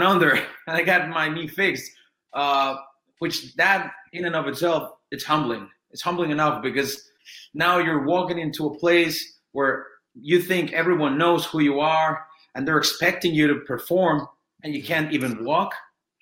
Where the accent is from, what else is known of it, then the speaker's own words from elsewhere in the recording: Mexico; English is a second language; I'm from Mexico, and Mexican people don't speak English this well